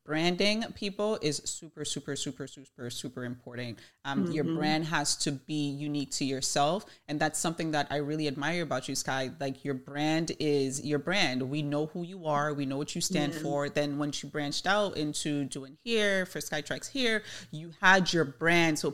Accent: Jamaica; I'm Jamaican

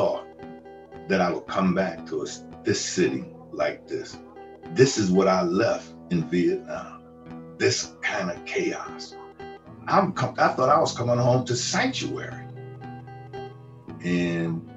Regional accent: Hartford, Connecticut, United States; That would lift my spirits just to be able to see my hometown

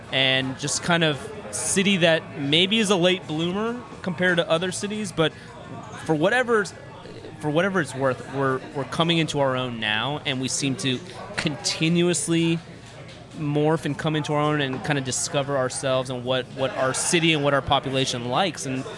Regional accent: Houston, Texas, United States; I'm born and raised in Houston as well.

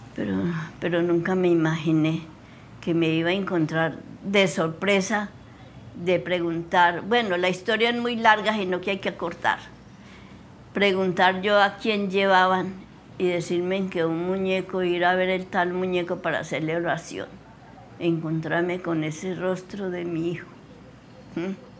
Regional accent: El Dovio, Valle del Cauca, Colombia; moved away; also born or lived in Trujillo, Valle del Cauca; Nací en el Dobio Valle, en una vereda del Guachal

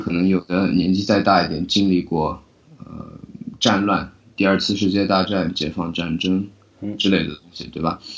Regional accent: China; now in United States; 我作为一个在中国出生的九零后，在中国大陆出生的九零后

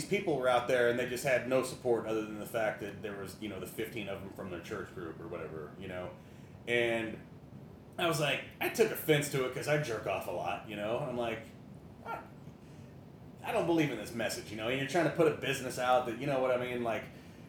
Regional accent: Lee's Summit, Missouri, United States; my hometown of Lee Summit

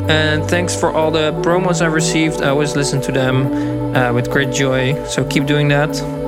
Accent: Haarlem, North Holland, Netherlands; We met back in Haarlem, in my hometown

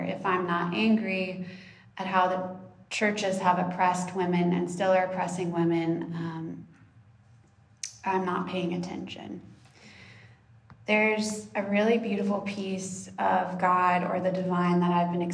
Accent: Texas, United States; I grew up in Texas, deeply entrenched in Southern evangelical culture

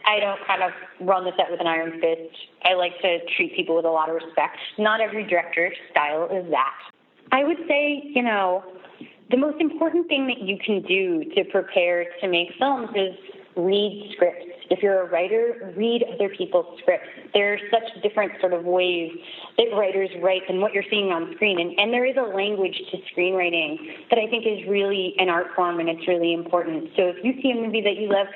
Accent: New York, United States; I grew up in New York, like, just going to museums and looking at photography endlessly

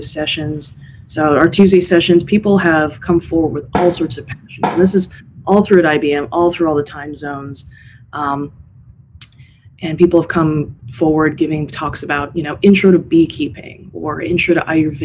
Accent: San Diego, California, United States; moved away as an adult; now in Bay Area, United States; I'm originally from San Diego

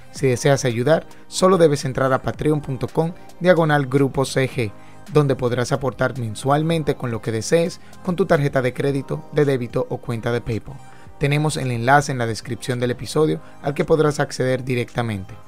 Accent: Dominican Republic; nosotros como ingenieros dominicanos

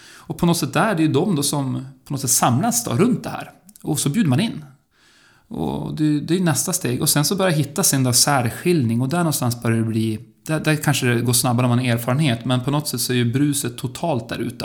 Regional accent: Örnsköldsvik, Västernorrland County, Sweden; när jag växte upp i Örnsköldsvik

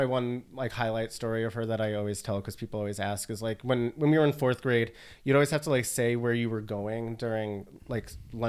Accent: northern Westchester, New York, United States; I'm from Westchester, like northern Westchester.

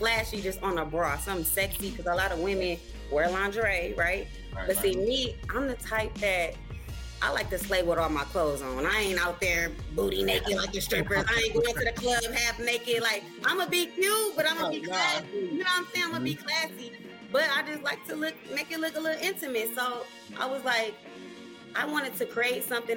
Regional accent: Saginaw, Michigan, United States; now in Grand Rapids, United States; It's Saginaw, yeah. 989

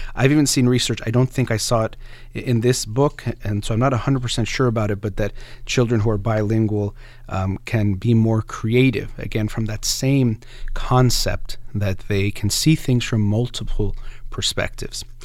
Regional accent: United States; first language Persian; English is a second language; I was born in the United States to two, um, Iranian immigrants, and they actually spoke a Persian to me first.

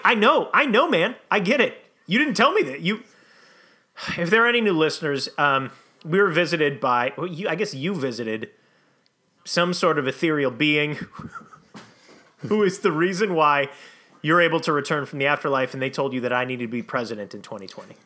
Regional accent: Saint Anthony, Minnesota, United States; my hometown of Saint Anthony, Minnesota

